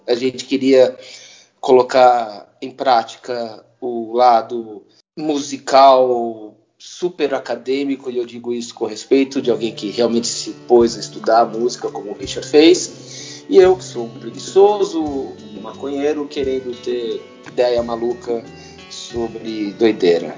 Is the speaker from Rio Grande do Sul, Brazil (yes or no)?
no; São Paulo, Brazil; also born or lived in Santa Bárbara d'Oeste, São Paulo; Eu, eu nasci em Santa Bárbara do Oeste. Eu nasci no interior de São Paulo, mas eu cresci na Teodoro Sampaio